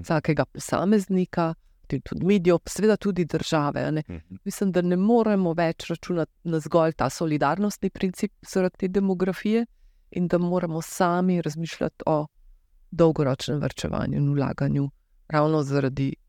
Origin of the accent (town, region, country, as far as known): Slovenia